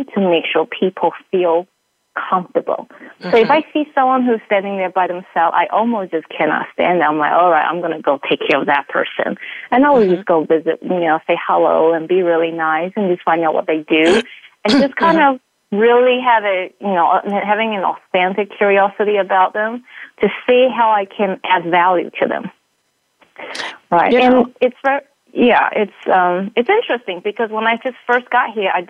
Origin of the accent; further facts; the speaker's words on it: New Zealand; now in Utah, United States; being a New Zealander, you know, coming to Utah